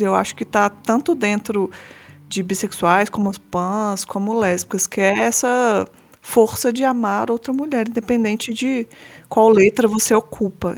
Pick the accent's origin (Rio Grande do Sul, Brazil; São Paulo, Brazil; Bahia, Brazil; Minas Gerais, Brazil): Minas Gerais, Brazil; Belo Horizonte; eu sou de Belo Horizonte